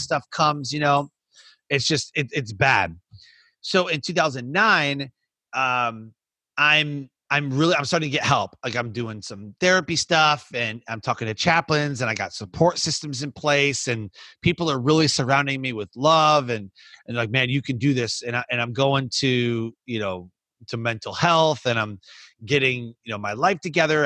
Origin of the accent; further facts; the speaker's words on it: Michigan, United States; moved away; I grew up in Michigan.